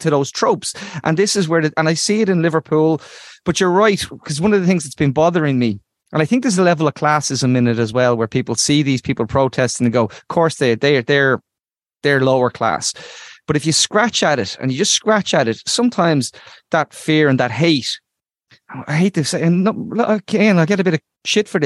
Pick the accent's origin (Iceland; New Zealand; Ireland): Ireland; Dublin, Leinster; I was born in Ballymun, a working class community